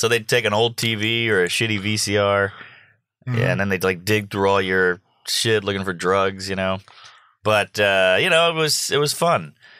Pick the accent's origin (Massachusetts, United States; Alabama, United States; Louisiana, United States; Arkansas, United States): Louisiana, United States; New Orleans; A lot of my neighborhood was predominantly black. I grew up in Treme, which is right outside of the French Quarter.